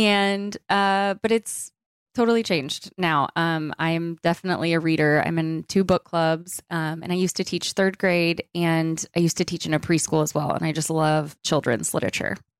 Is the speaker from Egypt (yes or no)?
no; Dallas, Texas, United States; I was born and raised in Dallas, Texas, and I still currently live here